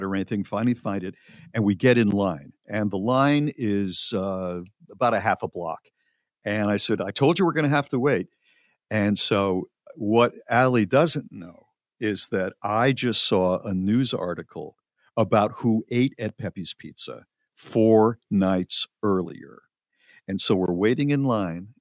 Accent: New Haven, Connecticut, United States; moved away; I am from New Haven, Connecticut originally

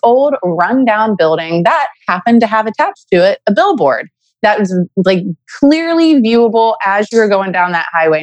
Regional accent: Beaumont, Texas, United States; Beaumont, Texas, which is my hometown

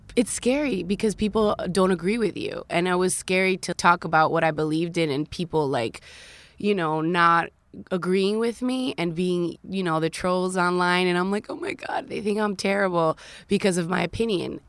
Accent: Dominican Republic; also born or lived in Queens, New York, United States; now in United States; my mother had me in Queens, right? But then I moved to the Dominican Republic, and I was raised in a third world country. So I was raised in America and in Dominican Republic

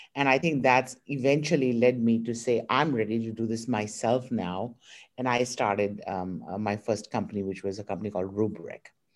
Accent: India; moved away as an adult; now in United States; I was born in India

